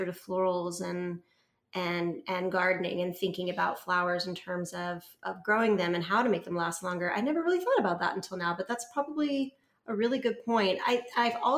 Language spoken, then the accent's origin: English; Dallas, Texas, United States; I grew up in Dallas